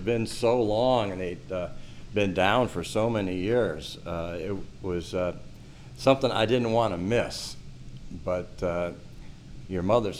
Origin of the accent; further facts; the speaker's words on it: Detroit, Michigan, United States; moved away as an adult; also born or lived in Los Angeles; I mean, I was born in Detroit, I was raised in the suburbs, but I always consider myself a Detroit person.